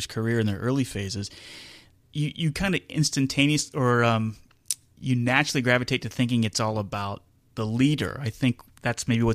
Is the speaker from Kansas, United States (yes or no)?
yes; Kansas, United States